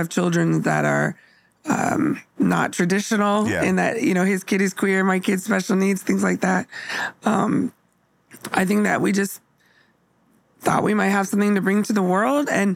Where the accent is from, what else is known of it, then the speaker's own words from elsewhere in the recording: Bay Area, California, United States; now in Seattle, United States; I grew up in the Bay Area